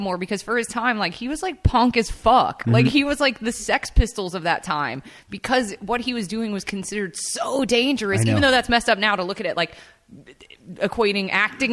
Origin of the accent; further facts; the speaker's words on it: Memphis, Tennessee, United States; I grew up in Memphis. I hung out on Beale Street.